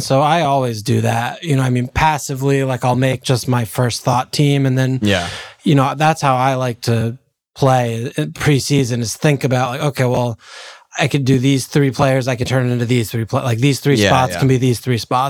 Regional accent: United States; We're such American capitalists

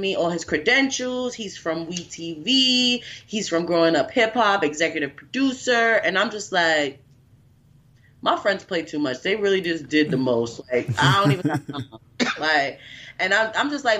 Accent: New York City, New York, United States; moved away as an adult; also born or lived in North Carolina; now in New York City, United States; I'm originally from New York City

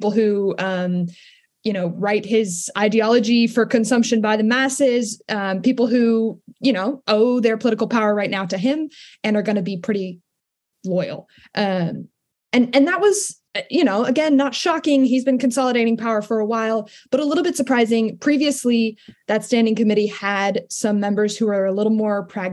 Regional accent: Maine, United States; moved away; also born or lived in upper Midwest; I am from Maine, the great state of Maine, technically the most rural state in the union

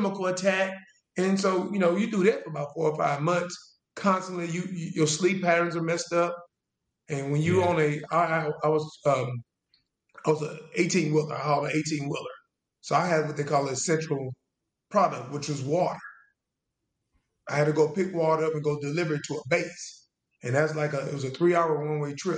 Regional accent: Jena, Louisiana, United States; also born or lived in California; I moved to Louisiana when I was 9

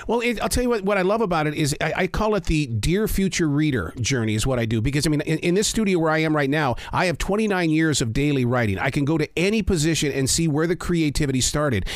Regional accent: Montana, United States; I grew up in the state of Montana

